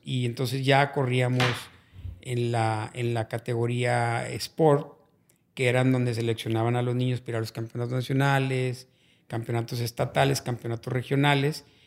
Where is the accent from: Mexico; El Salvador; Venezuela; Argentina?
Mexico; Monterrey, Nuevo León; Realmente en la mera colonia Madero, fue donde yo nací